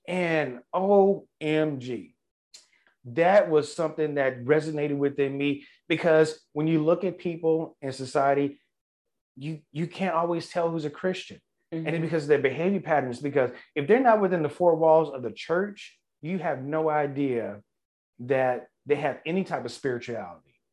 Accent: Louisiana, United States; growing up in Louisiana

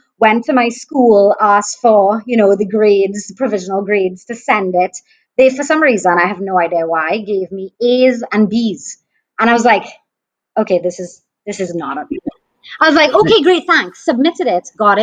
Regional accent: St. Joseph, Trinidad & Tobago; also born or lived in Port of Spain; I grew up in Trinidad, in St. Joseph, which is in the Northern Range.

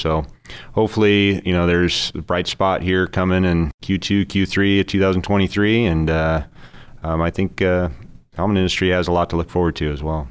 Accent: Orland, California, United States; also born or lived in Oregon / Patterson, California / Turlock, California; I grew up in Northern California, small town at Orland, West Chico

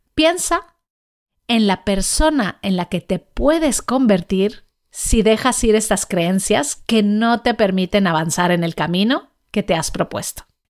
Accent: Mexico; Yo nací en México, crecí allí

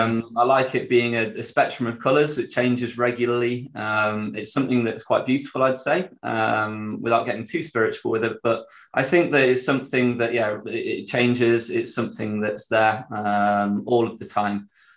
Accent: Sheffield, Yorkshire and the Humber, United Kingdom; accent: Yorkshire; I'm from Sheffield

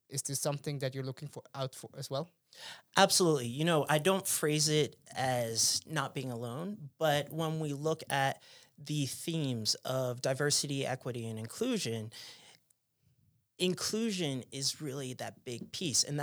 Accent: New Jersey, United States; born there; also born or lived in Pennsylvania; So, you know, I was born in New Jersey, then lived in Pennsylvania where it was Amish country.

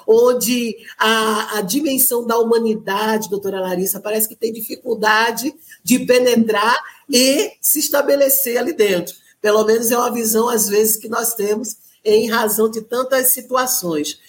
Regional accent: Recife, Pernambuco, Brazil; E eu estou em Recife, né? Sou recifense, sou nordestina

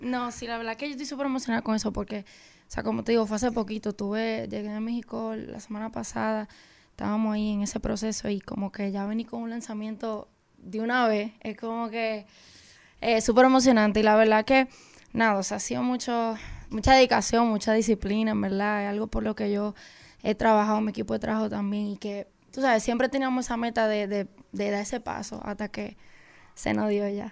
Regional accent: Dominican Republic; porque es mi país

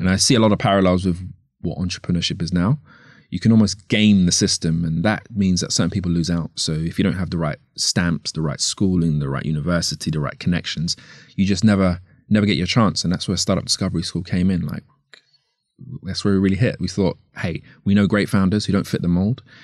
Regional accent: London, United Kingdom; I grew up, I was born here, uh, here as in London. I was born in Northwest London.

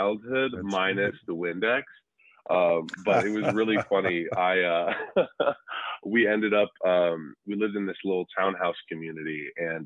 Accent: Tucson, Arizona, United States; also born or lived in San Diego, California / Southern California; I was born in Tucson, Arizona, the desert

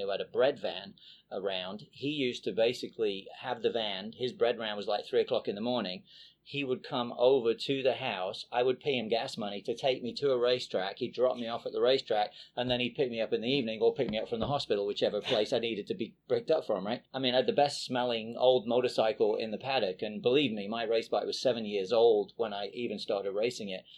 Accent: England, United Kingdom; moved away as an adult; now in United States; I was basically grew, uh, grew up in England, uh, born and raised in England

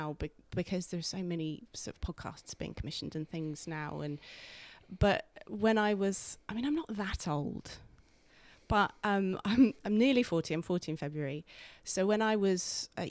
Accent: Guildford, South East England, United Kingdom; also born or lived in London; now in York, United Kingdom; I'm not from Yorkshire. I'm from Guildford. I was born in Guildford

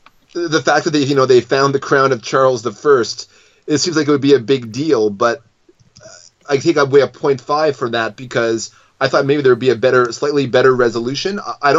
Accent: Scotland, United Kingdom; And as a Scotsman, that's kind of even more weird, because you think there'd be some patriotism towards the Stuart line

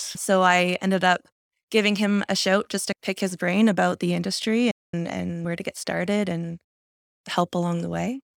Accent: Windsor, Ontario, Canada; also born or lived in Vancouver / London, Ontario; I grew up in Windsor. My family moved almost every two to three years, so I really have lived across Windsor, Essex

